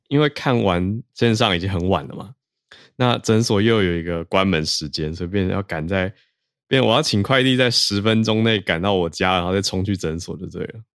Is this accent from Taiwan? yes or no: yes; Taiwan; 我来自台湾